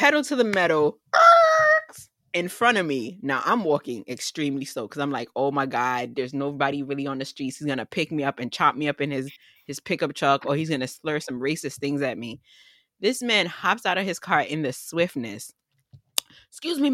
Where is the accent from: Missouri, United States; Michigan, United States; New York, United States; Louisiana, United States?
New York, United States; as a New Yorker